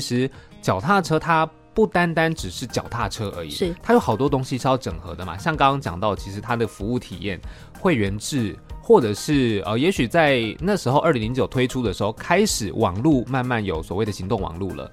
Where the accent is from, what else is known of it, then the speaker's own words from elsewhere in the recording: Taichung, central Taiwan, Taiwan; moved away as an adult; also born or lived in Taipei; 其实我是中部人